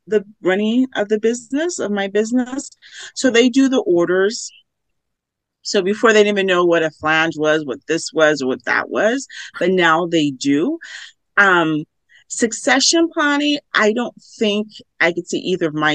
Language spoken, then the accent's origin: English; Los Angeles, California, United States; growing up in Los Angeles, we would go to the garment district